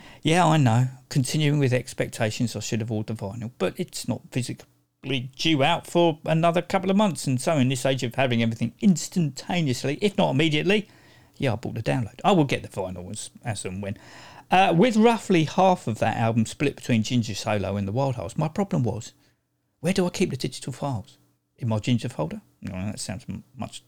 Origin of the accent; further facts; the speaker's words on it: United Kingdom; I'm British